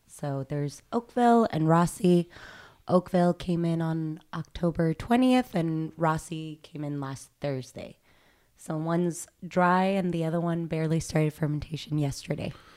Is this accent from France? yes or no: yes; Nîmes, Occitania, France; moved away; I'm from Nîmes